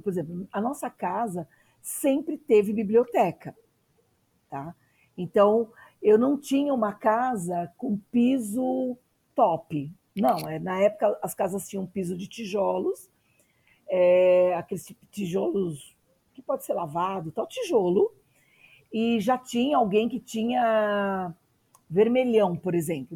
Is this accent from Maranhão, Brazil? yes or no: no; São Paulo, Brazil; nasci na periferia, em Arthur Alvim